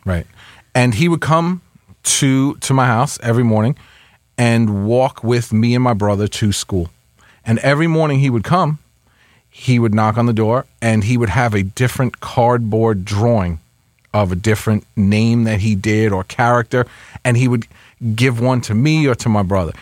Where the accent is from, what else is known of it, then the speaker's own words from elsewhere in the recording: Westchester, New York, United States; also born or lived in Bronx; I grew up in Westchester